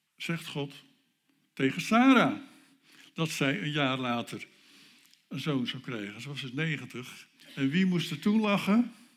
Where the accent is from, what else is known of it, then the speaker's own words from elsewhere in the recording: North Holland, Netherlands; Dan kom ik uit Noord-Holland